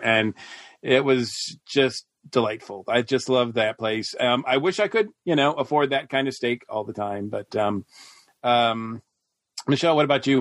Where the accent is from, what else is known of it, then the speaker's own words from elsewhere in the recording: Boston, Massachusetts, United States; moved away; also born or lived in the South; I'm from Boston